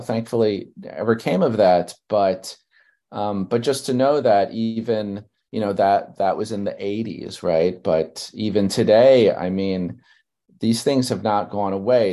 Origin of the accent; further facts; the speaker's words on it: New York City, New York, United States; I grew up in Brooklyn, New York